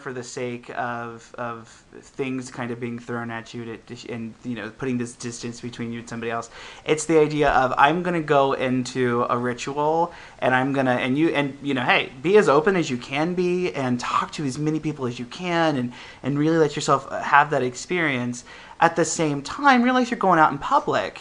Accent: Midwest, United States; also born or lived in Ohio; now in San Francisco, United States; growing up in the Midwest

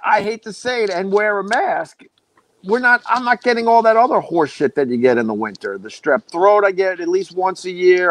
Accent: Centerport, New York, United States; I grew up on Long Island, um, in Centerport

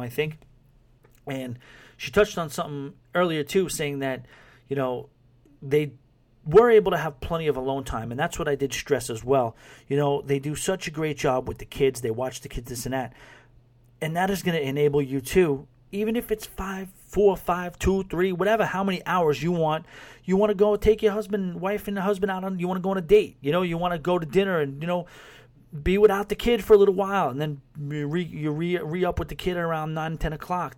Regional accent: New York City, New York, United States; moved away as an adult; now in West Palm Beach, United States; I'm a New Yorker

